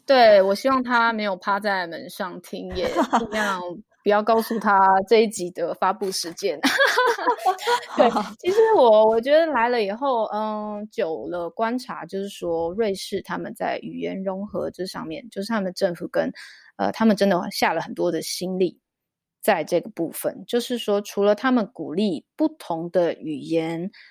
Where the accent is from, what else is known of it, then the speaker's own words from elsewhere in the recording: Taiwan; now in Zug, Switzerland; 因为我们俩都台湾人啦